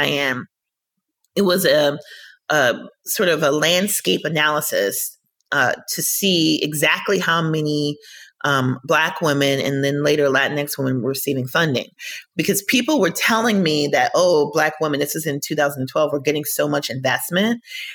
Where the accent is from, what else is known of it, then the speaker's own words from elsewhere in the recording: Minnesota, United States; I grew up in Minnesota